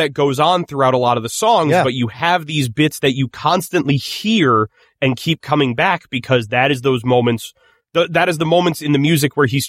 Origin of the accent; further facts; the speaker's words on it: Ireland; It could be. I'm Irish. Why would I know how to pronounce an Italian name?